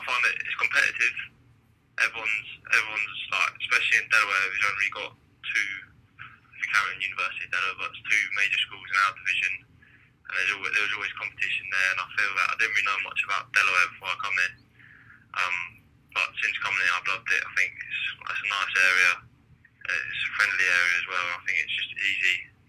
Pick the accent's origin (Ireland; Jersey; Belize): Jersey; And I pretty much grew up, was introduced to the game about 8 years old, and I represented Jersey